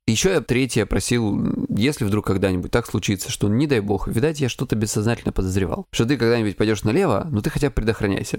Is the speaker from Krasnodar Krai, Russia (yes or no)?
yes; Krasnodar Krai, Russia; я с Кубани